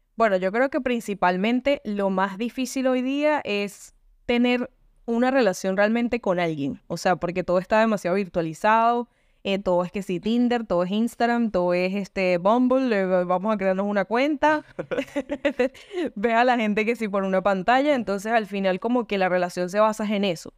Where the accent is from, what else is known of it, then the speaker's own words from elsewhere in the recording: Venezuela; now in Argentina; vivo en Argentina y soy de Venezuela.